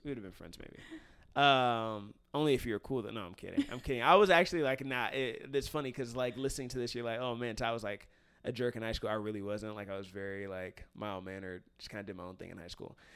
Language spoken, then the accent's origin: English; Cincinnati, Ohio, United States; moved away as an adult; now in California, United States; I haven't lived in the city I grew up in since I graduated